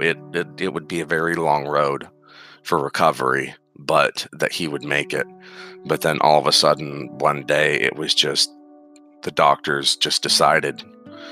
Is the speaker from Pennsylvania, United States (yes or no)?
yes; Pennsylvania, United States; moved away as an adult; now in Nebraska, United States; where I grew up in Pennsylvania, just a really, really small town